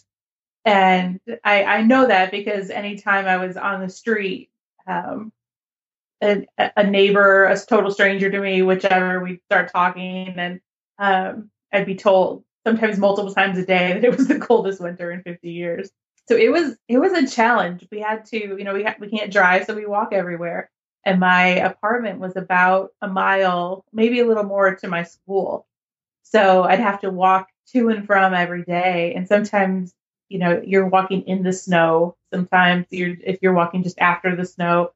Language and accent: English; United States; as an American